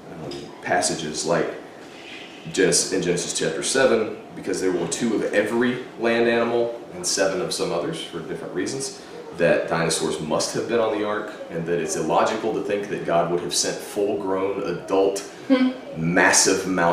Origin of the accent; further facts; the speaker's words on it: Texas, United States; I grew up in Texas